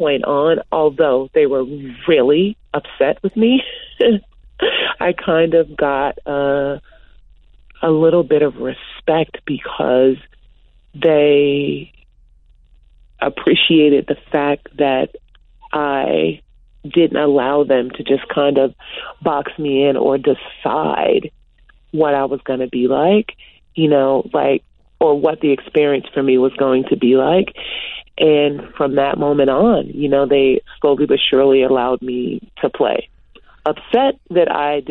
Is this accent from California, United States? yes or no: yes; Los Angeles, California, United States; I'm from Los Angeles